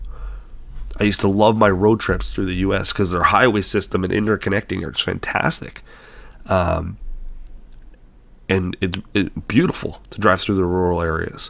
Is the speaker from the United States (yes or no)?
no; Canada; I'm a Canadian